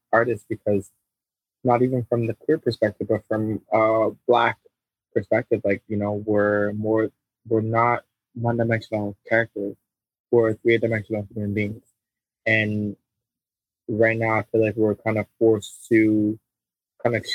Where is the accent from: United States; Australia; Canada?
Canada; being a Canadian artist